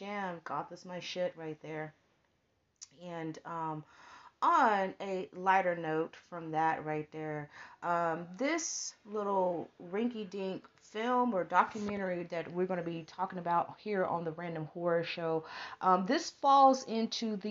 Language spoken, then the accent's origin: English; Texas, United States; we're from Texas because we live next door